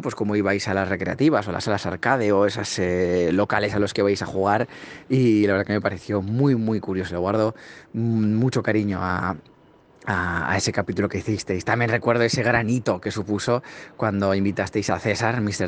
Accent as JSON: {"language": "Spanish", "country": "Spain", "said": "yo, que soy de España"}